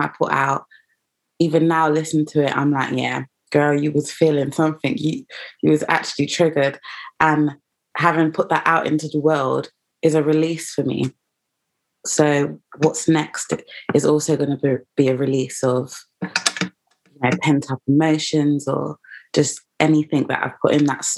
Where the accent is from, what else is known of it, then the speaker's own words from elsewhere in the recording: London, United Kingdom; I am from East London, but I feel like the fact that I am half Ghanaian and half Jamaican